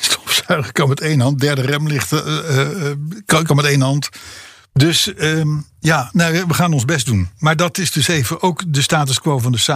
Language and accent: Dutch; Netherlands; als Hollander